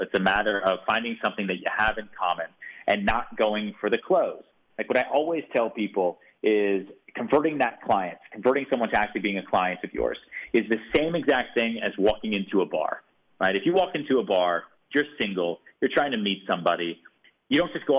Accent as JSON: {"language": "English", "town": "Houston", "region": "Texas", "country": "United States", "tie": "born there", "said": "You know, I was born in Houston, Texas."}